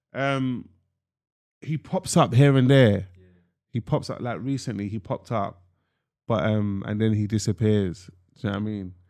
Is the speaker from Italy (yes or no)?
no; London, United Kingdom; I'm from North London, Tottenham, Broad Water Farm to be specific.